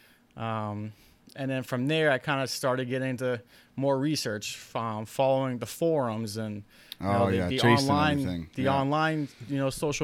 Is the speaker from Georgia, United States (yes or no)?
no; Nashua, New Hampshire, United States; moved away as an adult; now in Ware, United States; I grew up in Nashua down south New Hampshire